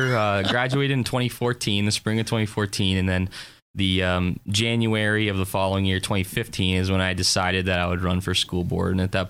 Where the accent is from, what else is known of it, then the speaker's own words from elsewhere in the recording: Harbor Creek, Pennsylvania, United States; Okay, so I grew up in Harbor Creek, went to Harbor Creek High School all 13 years, kindergarten through graduation.